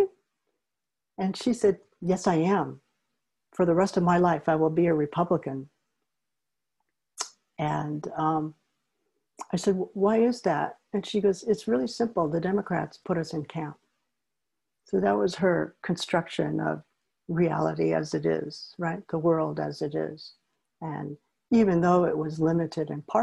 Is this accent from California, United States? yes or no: yes; Oakland, California, United States; also born or lived in Berkeley, California; I grew up in Berkeley and Oakland, and one of the reasons my family moved to Oakland